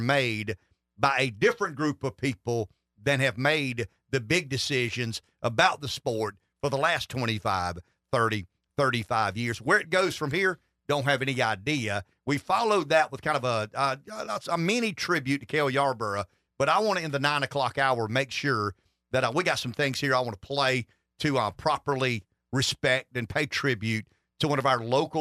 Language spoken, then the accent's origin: English; Pamplico, South Carolina, United States; I grew up in Pamplico. I'm a native Southerner